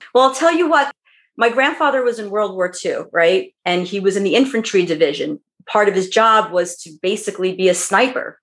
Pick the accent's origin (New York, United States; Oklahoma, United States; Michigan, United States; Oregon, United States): New York, United States; growing up in New York